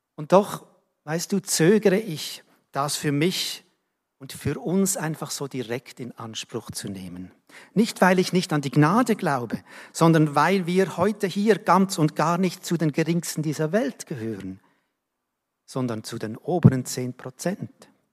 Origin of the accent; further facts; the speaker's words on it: Switzerland; ich bin Schweizer